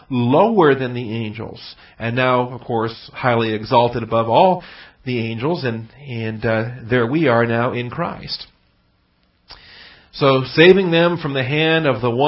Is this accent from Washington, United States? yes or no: yes; Seattle, Washington, United States; moved away as an adult; I grew up in Seattle